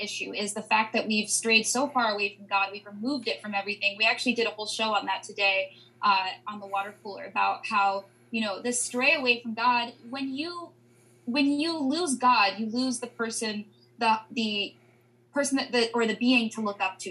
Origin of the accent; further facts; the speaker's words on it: Pennsylvania, United States; moved away as an adult; now in Washington, D.C., United States; I'm from Pennsylvania, and I go home